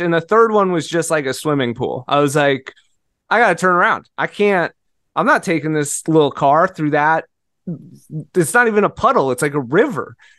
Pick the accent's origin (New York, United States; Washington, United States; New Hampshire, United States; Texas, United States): Washington, United States; Seattle; moved away; I'm from Seattle. It rains all the time.